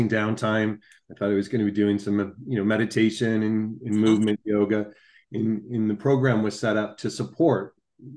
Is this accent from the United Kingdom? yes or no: no; Canada; as a Canadian